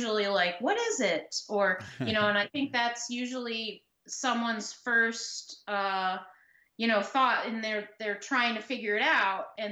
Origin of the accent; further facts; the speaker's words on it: United States; also born or lived in Indiana / Kentucky; now in Chicago, United States; I grew up in Indiana, in Kentucky, so I was pretty far away from the ocean